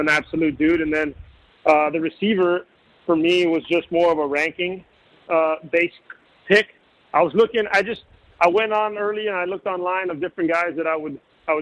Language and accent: English; Miami, Florida, United States; I grew up in Miami